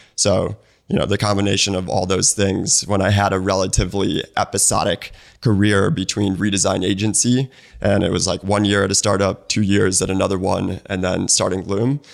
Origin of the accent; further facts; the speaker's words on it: Naperville, Illinois, United States; moved away as an adult; also born or lived in Bloomington, Indiana / Santa Monica / San Mateo / Bay Area; now in Atlanta, United States; My mom was born and raised in Naperville. That's where I was born and raised.